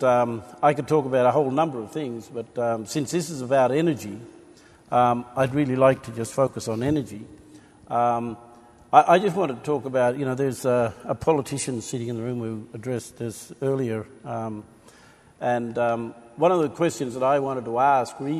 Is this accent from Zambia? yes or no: no; Gomeroi Nation, New South Wales, Australia; I come from the Gomeroi Yuwali Nations, which sits on the border of New South Wales, Queensland